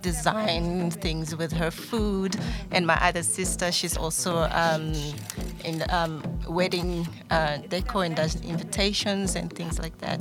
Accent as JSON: {"language": "English", "country": "Mozambique", "moved": "yes", "lives_now": "South Africa", "said": "from Mozambique, mm. and I'm here in South Africa"}